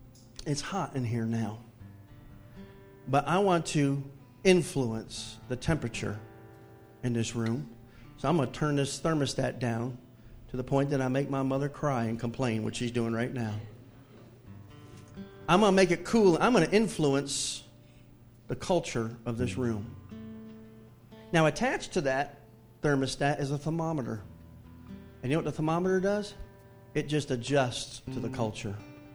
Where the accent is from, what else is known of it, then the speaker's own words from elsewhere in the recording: the South, United States; even though I grew up in the Bible Belt